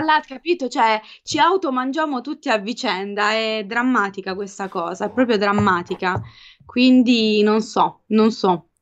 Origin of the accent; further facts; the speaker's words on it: Apulia, Italy; moved away as an adult; io da pugliese